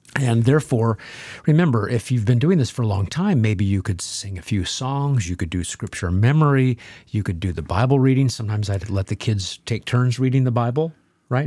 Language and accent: English; Nebraska, United States; by my house growing up in Nebraska